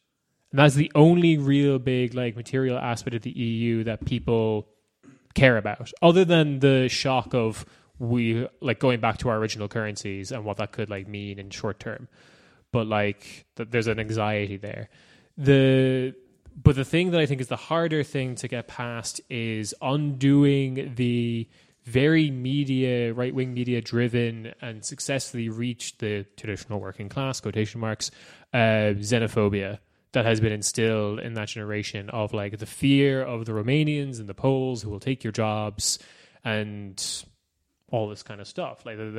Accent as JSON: {"language": "English", "country": "Ireland", "lives_now": "Germany", "said": "I live in Germany and I'm Irish. Please don't send me away."}